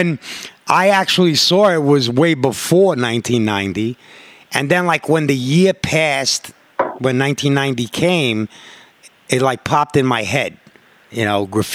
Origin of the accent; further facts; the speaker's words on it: New York City, New York, United States; I'm from Corona, you know, OTC Crew